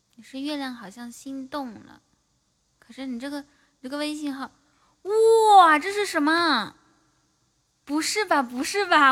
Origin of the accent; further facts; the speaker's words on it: Inner Mongolia, China; moved away; 我说我是内蒙古的